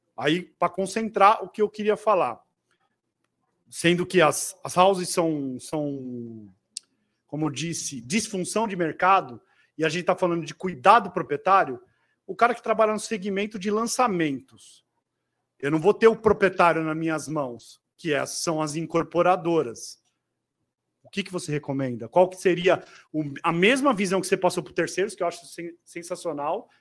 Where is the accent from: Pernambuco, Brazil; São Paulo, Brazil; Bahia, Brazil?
São Paulo, Brazil; sou paulistano